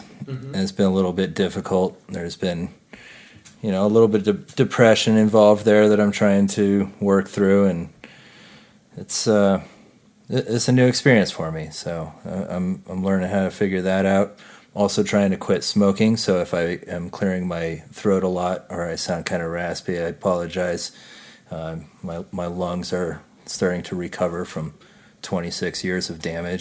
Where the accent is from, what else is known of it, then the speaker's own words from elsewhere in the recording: Louisville, Colorado, United States; also born or lived in Boulder, Colorado; I grew up in Louisville, Colorado